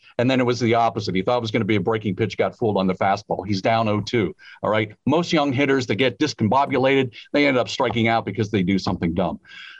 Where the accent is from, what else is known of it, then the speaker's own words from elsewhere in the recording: near Pittsburgh, Western Pennsylvania, United States; moved away; Yeah, I'm from Western PA near Pittsburgh, yeah.